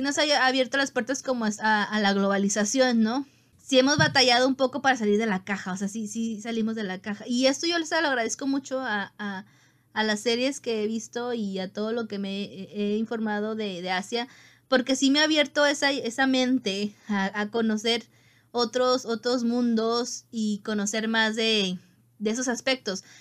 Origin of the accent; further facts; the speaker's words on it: Mexico; como mexicano